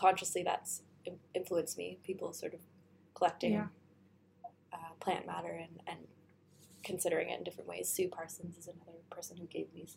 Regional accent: Toronto, Ontario, Canada; moved away as an adult; also born or lived in Halifax, Nova Scotia; now in Dawson City, Canada; From the Big Smoke, Toronto

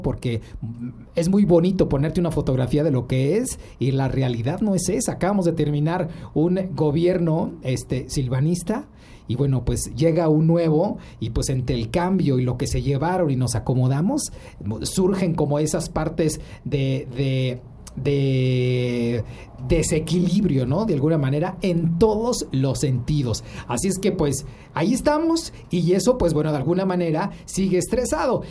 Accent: Mexico; tan cerca al vecino, pues ya sabes que somos la backyard de Estados Unidos

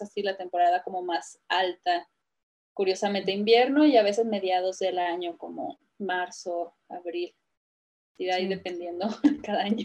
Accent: San Cristóbal de las Casas, Chiapas, Mexico; also born or lived in Querétaro / India / London / Canada; now in Guadalajara, Mexico; me, crié en San Cristóbal de las Casas, realmente. Nací en Querétaro y me, mudé desde muy jovencita para allá con mi familia

